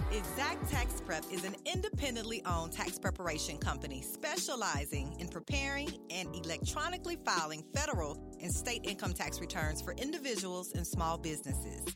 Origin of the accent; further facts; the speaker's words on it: Beaumont, Texas, United States; now in Memphis, United States; I'm from Beaumont, Texas originally